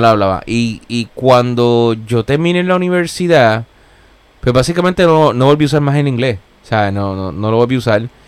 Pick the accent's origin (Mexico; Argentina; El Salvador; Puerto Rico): Puerto Rico; Gurabo; now in Corona, Queens, New York, United States; yo soy de, yo soy de Gurabo, Gurabo, Puerto Rico, el pueblo de las escaleras